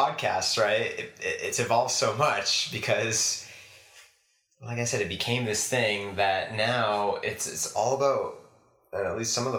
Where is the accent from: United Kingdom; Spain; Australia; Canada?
Canada; Montreal, Quebec; first language English; I'm obviously from Montreal.